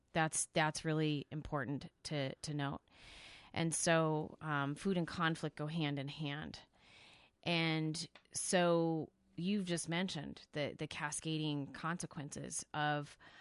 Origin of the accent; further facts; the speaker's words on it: Salinas, California, United States; moved away; where I grew up in California